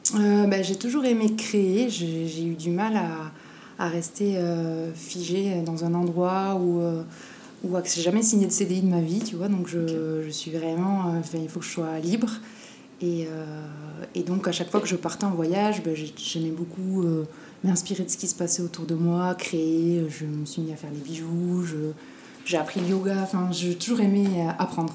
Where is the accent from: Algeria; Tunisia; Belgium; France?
France; Basque Country, Nouvelle-Aquitaine; moved away as an adult; now in Tahiti, French Polynesia; je suis née au Pays Basque et j'ai grandi là-bas